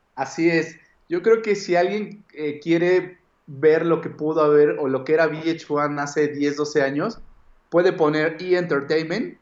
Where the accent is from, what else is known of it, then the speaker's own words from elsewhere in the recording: Mexico; yo era como del mexicano que vivía en México y tenía como esta idiosincrasia